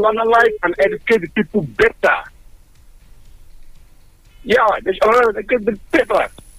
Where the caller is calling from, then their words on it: Olumori, Nigeria; calling from Olumori.